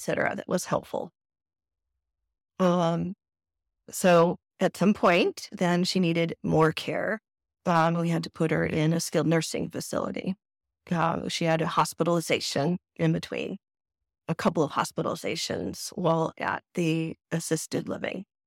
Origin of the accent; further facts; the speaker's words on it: Southern California, United States; moved away as an adult; now in San Antonio, United States; I am originally from Southern California